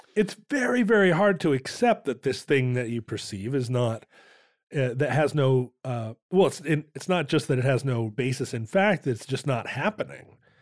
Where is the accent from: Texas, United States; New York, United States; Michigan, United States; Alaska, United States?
Alaska, United States; growing up in Alaska, we would watch the aurora borealis